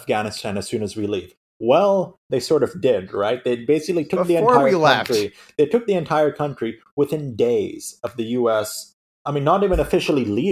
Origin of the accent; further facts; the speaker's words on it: United States; moved away as an adult; now in Sri Lanka; being an American in Sri Lanka